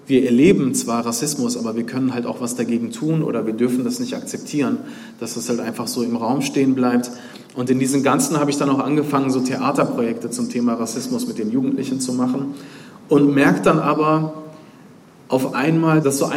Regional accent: Duisburg, North Rhine-Westphalia, Germany; Ja, ich bin halt in Duisburg im Dichterviertel aufgewachsen, in Obermarxloh.

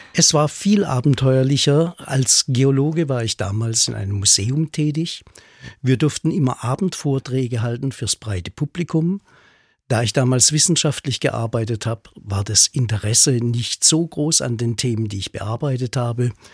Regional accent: Black Forest, Baden-Württemberg, Germany; bei uns in der Region im Schwarzwald

